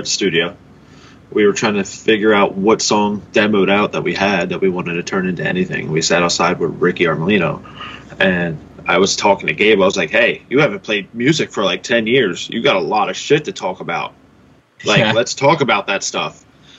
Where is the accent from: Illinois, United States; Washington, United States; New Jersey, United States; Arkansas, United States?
New Jersey, United States; We're from Jersey, man. It's miserable here.